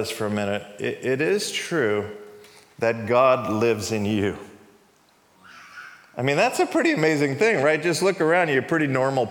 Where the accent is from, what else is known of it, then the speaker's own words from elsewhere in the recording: New York, United States; moved away as an adult; also born or lived in California; I moved from New York, where I grew up, to California